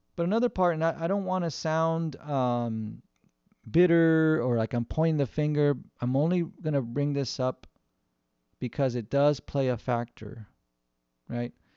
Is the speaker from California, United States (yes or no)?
yes; Southern California, United States; we live in Southern California, where we grew up in Southern California